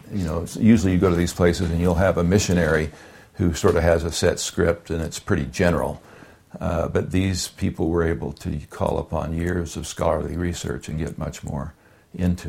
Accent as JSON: {"language": "English", "region": "California", "country": "United States", "moved": "yes", "said": "I'm from California"}